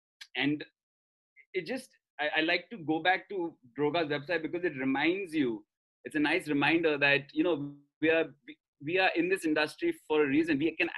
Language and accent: English; India; accent: Indian; We both are Australian, as you can tell from my Indian accent.